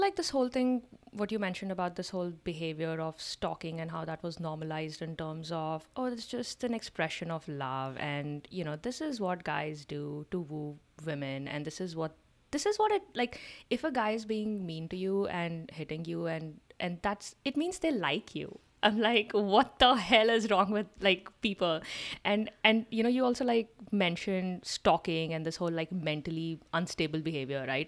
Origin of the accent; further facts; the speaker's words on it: India; as an Indian